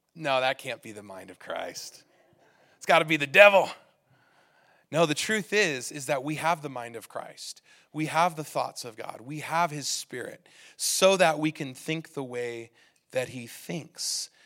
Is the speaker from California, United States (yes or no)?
yes; California, United States; now in Utah, United States; I come from California, and in California, everybody drives really offensively